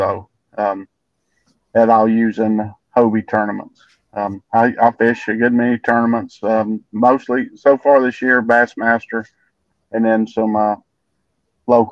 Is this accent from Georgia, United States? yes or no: yes; Rome, Georgia, United States; I'm from Rome, Georgia